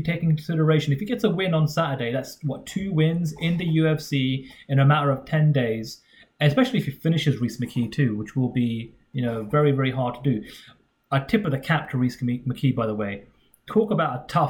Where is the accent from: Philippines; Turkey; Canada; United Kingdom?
United Kingdom; We're both British members of the media